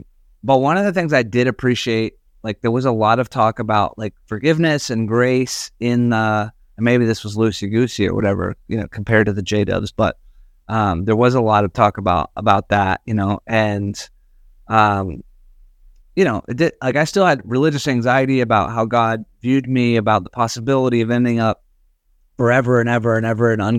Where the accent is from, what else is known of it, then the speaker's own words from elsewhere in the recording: the South, United States; I mean, I grew up in the South and the Baptist church in the South.